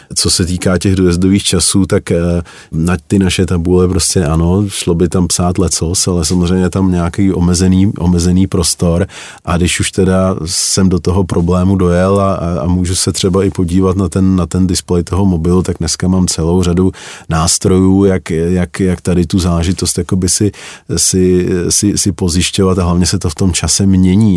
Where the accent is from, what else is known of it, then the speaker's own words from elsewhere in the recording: Czechia; u nás